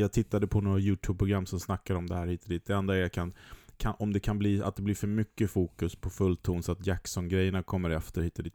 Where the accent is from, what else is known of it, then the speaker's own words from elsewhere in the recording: Sweden; som svensk